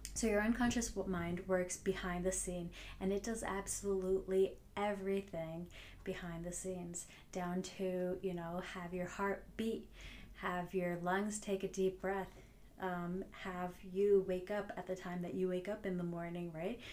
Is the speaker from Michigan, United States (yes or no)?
no; New Jersey, United States; I'm from New Jersey, so you know I have that Jersey attitude on the highway